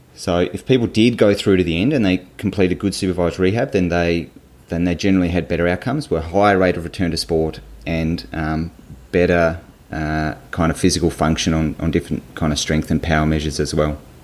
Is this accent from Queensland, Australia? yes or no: no; Hobart, Tasmania, Australia; I grew up in in Hobart, in Tasmania